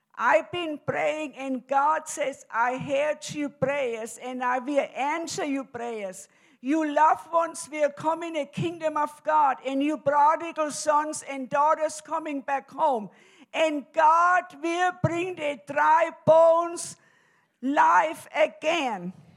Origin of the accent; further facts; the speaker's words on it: Germany; now in United States; I'm originally from Germany, and I came to America in 1969.